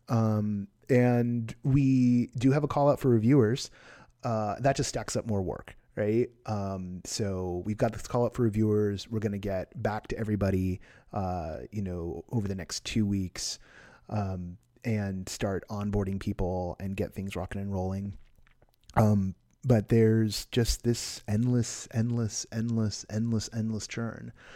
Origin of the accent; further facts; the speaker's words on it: Bay Area, California, United States; now in Los Angeles, United States; I grew up in the Bay Area